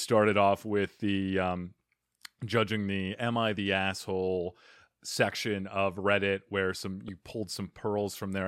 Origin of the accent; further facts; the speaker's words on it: Arizona, United States; I'm from Arizona, so we meet, you know, battling scorpions and s-, surviving in the desert